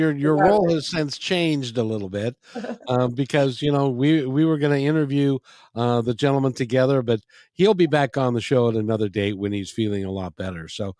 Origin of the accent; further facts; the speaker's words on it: Seattle, Washington, United States; growing up in the Seattle area. In those days, if people will remember, if you were here, it was a kinder, gentler place.